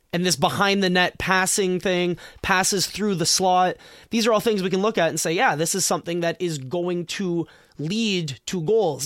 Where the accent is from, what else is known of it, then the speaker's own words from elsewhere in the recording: Canada; I'm such a Canadian, I've always pronounced it route